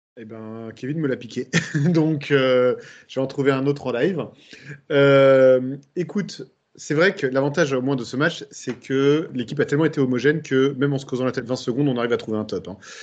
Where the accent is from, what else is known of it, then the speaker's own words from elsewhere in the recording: Bordeaux, Nouvelle-Aquitaine, France; comme on dit chez moi à Bordeaux